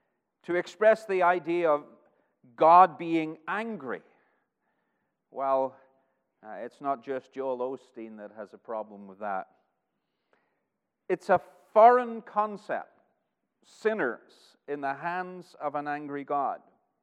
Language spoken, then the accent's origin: English; Northern Ireland, United Kingdom; now in Arkansas, United States; I've lived in Arkansas for almost 6 years, but my homeland is Northern Ireland. And the accent is changing, and it changes pretty much wherever I go.